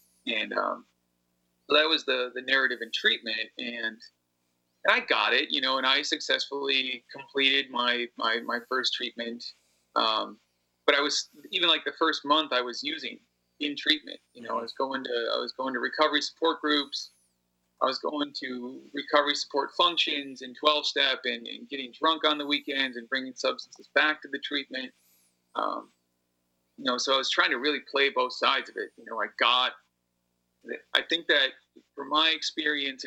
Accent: Appleton, Wisconsin, United States; And I had to reconnect with a different community when I got back to Appleton.

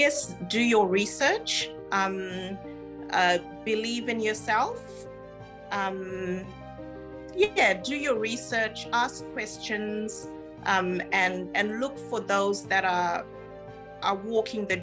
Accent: Zimbabwe; moved away as an adult; also born or lived in Ghana; now in Australia; I was born in Ghana, which is West Africa. And that's where my mom is from. My dad is Zimbabwean. So I grew up in Zimbabwe.

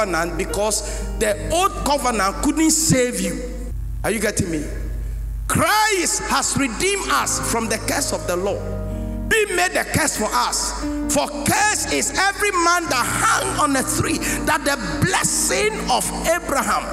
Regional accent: Ghana; also born or lived in United States; I'm a Ghanaian and an American as well. I hold double passport

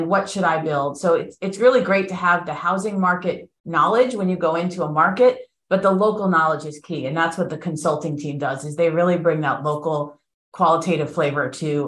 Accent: South Florida, United States; moved away as an adult; also born or lived in Philadelphia / New York; I'm a native Floridian. I was born and bred in South Florida

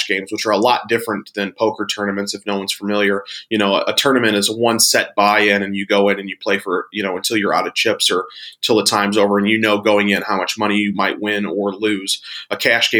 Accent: St. Louis, Missouri, United States; I grew up here in St. Louis, Missouri, in the States

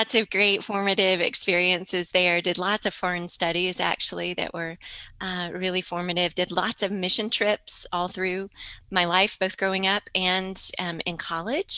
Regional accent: Charlotte, North Carolina, United States; I grew up in Charlotte, North Carolina

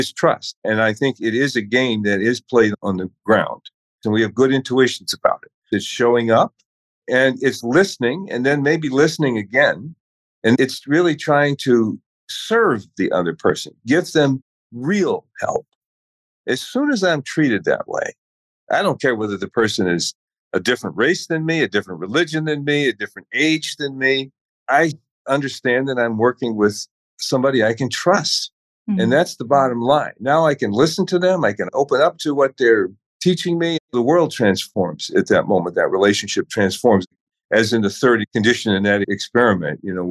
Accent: Chicago, Illinois, United States; coming from the South Side of Chicago as a kid

